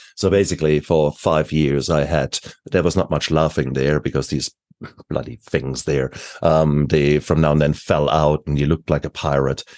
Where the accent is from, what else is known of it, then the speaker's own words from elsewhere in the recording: Germany; moved away; I come from Germany.